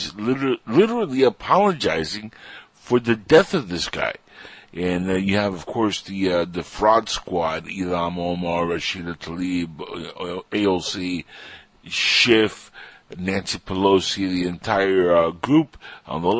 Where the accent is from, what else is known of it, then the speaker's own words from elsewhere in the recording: Cuba; now in United States; I'm Cuban